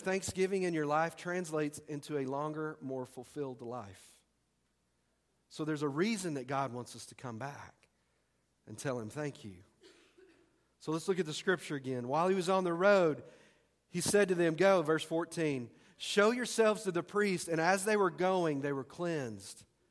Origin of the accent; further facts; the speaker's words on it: Texas, United States; I'm from Texas.